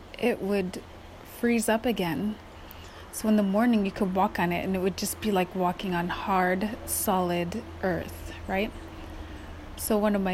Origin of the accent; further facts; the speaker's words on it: Kotzebue, Alaska, United States; moved away; It was a very unique childhood growing up in Kotzebue, and I didn't realize how unique it was until I, of course, moved out